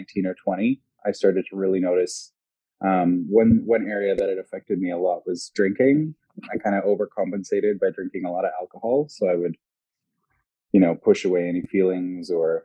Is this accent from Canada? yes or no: yes; La Ronge, Saskatchewan, Canada; moved away; I'm from LaRange. It was interesting growing up north